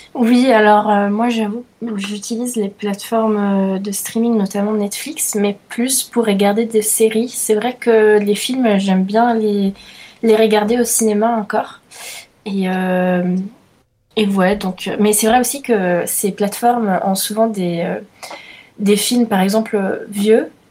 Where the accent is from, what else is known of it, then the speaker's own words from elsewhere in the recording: Italy; je suis italienne